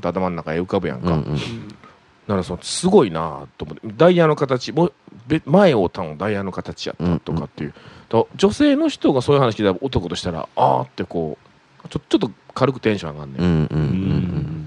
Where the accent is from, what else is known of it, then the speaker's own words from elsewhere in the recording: Osaka, Japan; 大阪人やから